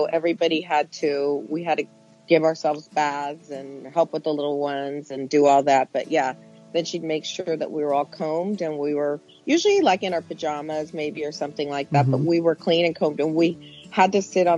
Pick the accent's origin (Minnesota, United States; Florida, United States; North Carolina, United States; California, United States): California, United States; also born or lived in Mexico; I was made in Mexico, and I was born in the United States, California.